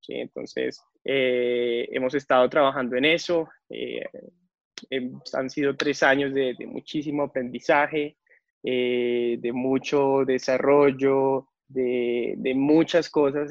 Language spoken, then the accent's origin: Spanish; Colombia